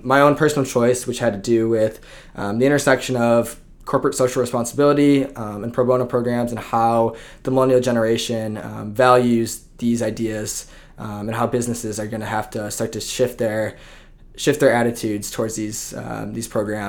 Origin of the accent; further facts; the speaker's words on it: Plymouth, Michigan, United States; So I grew up actually in Plymouth, Michigan, which is about 20 minutes outside of Ann Arbor.